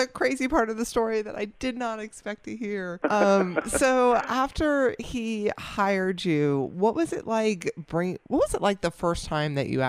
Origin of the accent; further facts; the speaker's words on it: New Jersey, United States; now in Atlanta, United States; I live in Atlanta, Georgia, but I spent my childhood in Jersey.